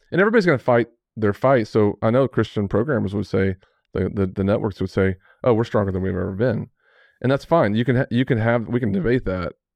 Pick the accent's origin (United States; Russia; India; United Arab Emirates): United States; Amarillo, Texas; growing up in Amarillo